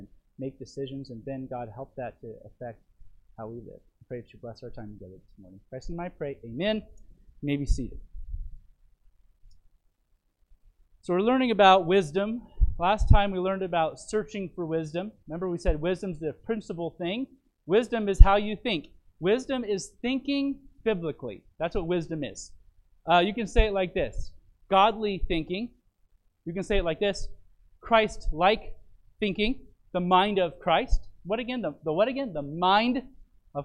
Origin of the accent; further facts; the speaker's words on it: Phoenix, Arizona, United States; My pastor that I grew up with in Phoenix